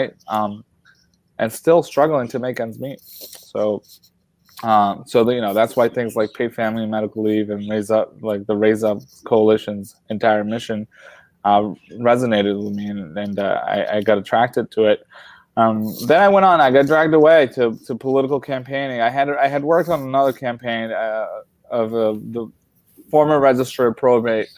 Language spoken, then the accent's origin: English; Revere, Massachusetts, United States; also born or lived in Colombia; I landed right here in Revere. I've never really moved. I've been kind of a townie, if you will, as much as an immigrant can be a townie. I grew up here